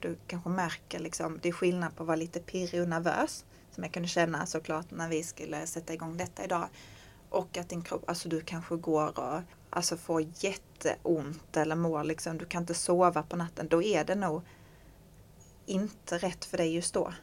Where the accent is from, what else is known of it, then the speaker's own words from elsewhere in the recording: Skåne, Sweden; som skåning